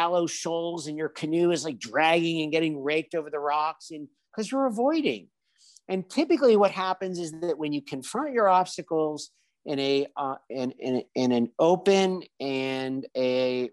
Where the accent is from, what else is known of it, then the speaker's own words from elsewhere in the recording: Washington, District of Columbia, United States; moved away as an adult; now in Spain; I grew up in the Washington, D.C. area